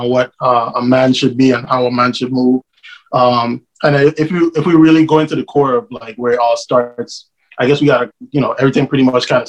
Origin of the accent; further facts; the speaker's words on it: U.S. Virgin Islands; now in Atlanta, United States; I'm originally from the island of St. Croix, now residing in Atlanta, Georgia.